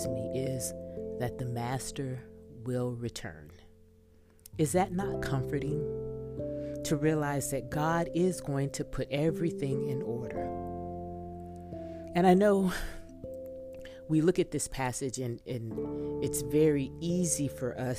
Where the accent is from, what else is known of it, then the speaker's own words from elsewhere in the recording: Texas, United States; I'm from Texas